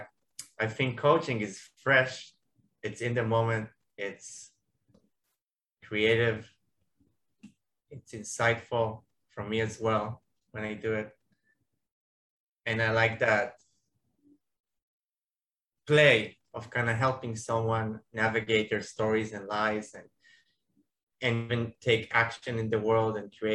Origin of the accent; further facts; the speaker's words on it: Tel Aviv, Tel Aviv District, Israel; I'm from Tel Aviv, Israel